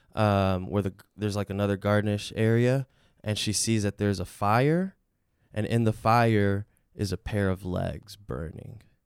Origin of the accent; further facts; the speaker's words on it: Chicago, Illinois, United States; also born or lived in Mexico; I was raised here in Chicago, I was born in Mexico.